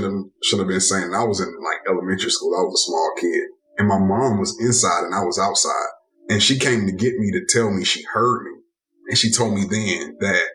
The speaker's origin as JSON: {"language": "English", "town": "Atlanta", "region": "Georgia", "country": "United States", "tie": "born or raised there", "said": "born and raised in Atlanta, Georgia."}